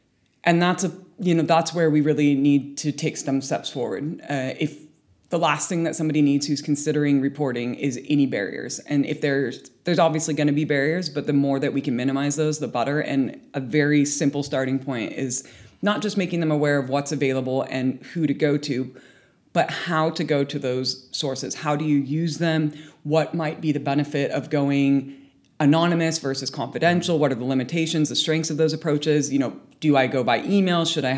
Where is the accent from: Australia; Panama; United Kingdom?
United Kingdom; Do I go to UCAD because I'm a British athlete?